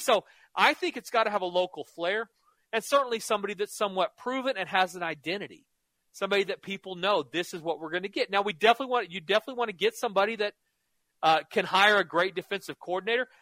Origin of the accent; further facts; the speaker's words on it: Norman, Oklahoma, United States; I grew up in Norman, lived in Oklahoma my whole life